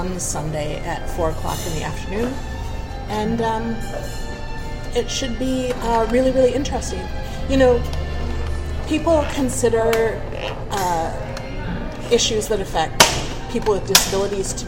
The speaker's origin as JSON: {"language": "English", "country": "Canada", "tie": "born or raised there", "also_born_or_lived": "East Coast", "said": "I'm Canadian. It's because I grew up fairly north, fairly far north"}